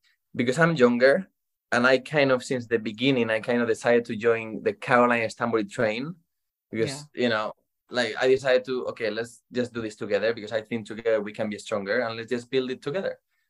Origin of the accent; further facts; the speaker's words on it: Madrid, Community of Madrid, Spain; So basically, I am from Spain, Madrid. I started when I was 5 years old playing for a small team in my town.